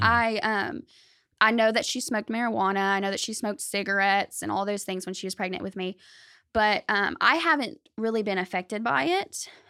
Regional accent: Benton, Arkansas, United States; I was born in Benton, raised in Benton, Saline County

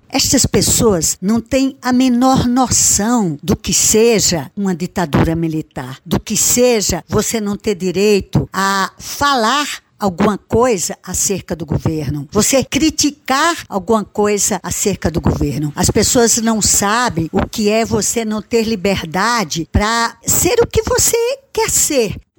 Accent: Cabedelo, Paraíba, Brazil; Nasci em Cabedelo, tenho 74 anos

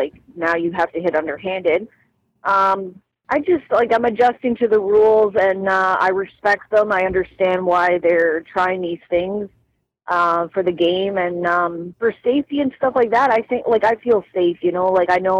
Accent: Cobourg, Ontario, Canada; Coburg, Roseneath area.

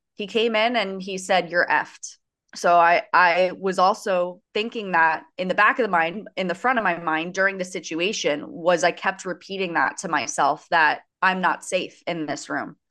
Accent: Coral Springs, Florida, United States; I am from Coral Springs, Florida, which is basically the neighboring town to Parkland.

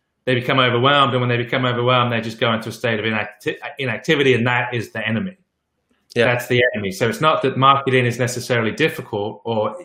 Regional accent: England, United Kingdom; I'm English

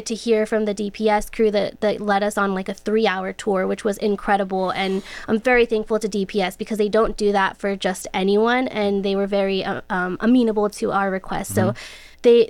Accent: Del Rio, Texas, United States; Well, I want to start. I'm from the border.

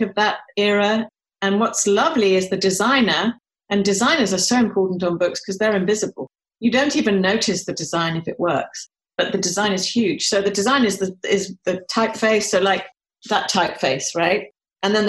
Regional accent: United Kingdom; moved away; I'm British

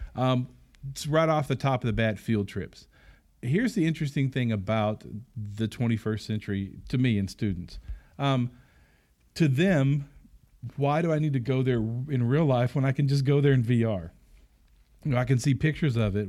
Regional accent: Arkansas, United States; we're from Arkansas

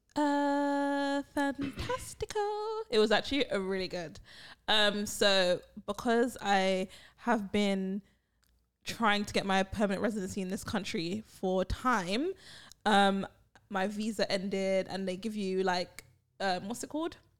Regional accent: United Kingdom; also born or lived in Barbados; I am the British one, the British mummy

